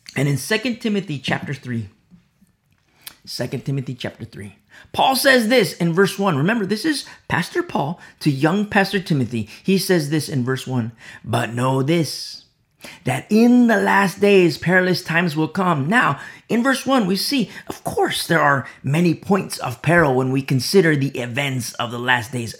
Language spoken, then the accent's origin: English; United States; I'm American. And I teach presently from America